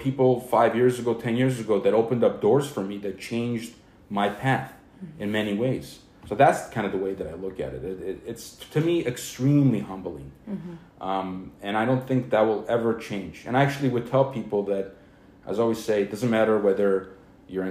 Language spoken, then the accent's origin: English; Glendale, California, United States; I grew up in Glendale. I grew up here